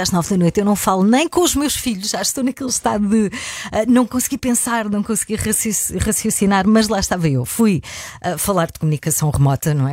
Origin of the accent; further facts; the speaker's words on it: Algarve, Portugal; Eu, como algarvia